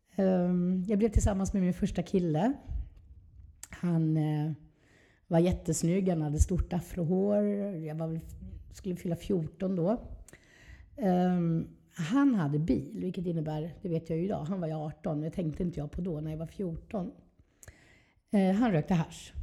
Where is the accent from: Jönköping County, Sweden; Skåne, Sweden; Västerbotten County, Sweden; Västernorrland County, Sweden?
Skåne, Sweden; Trelleborg; moved away; also born or lived in Helsingborg / Stockholm; Jag är från Skåne. Mm. Eh, född i Helsingborg. Sen flyttade vi, i åtta års ålder, flyttade vi ner till Trelleborg.